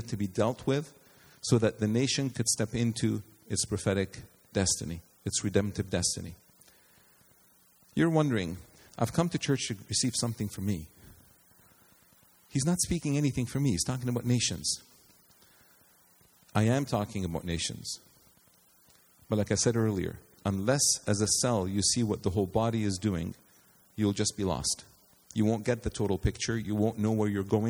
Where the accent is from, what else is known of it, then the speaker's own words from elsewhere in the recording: Canada; We, Canadians, we are Canadian